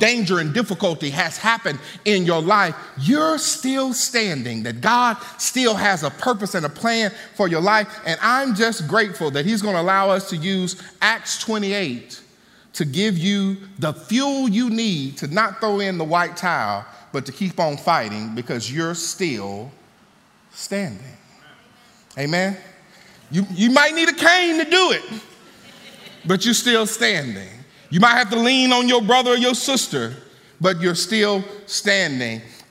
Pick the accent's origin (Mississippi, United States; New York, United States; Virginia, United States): Mississippi, United States; I'm from Mississippi. And in Mississippi, one music that should hit your soul as a Southern boy is the blues